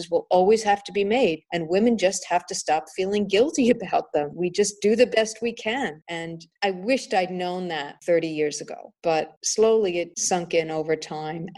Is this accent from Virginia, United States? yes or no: no; New York City, New York, United States; moved away as an adult; also born or lived in Manhattan, New York / Hong Kong; I was born and raised and living in Brooklyn, New York, and then living in Manhattan